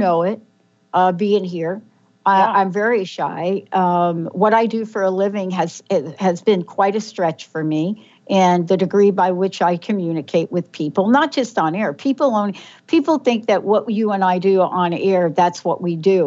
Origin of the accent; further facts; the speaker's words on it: New York City, New York, United States; Mine was in the Bronx, New York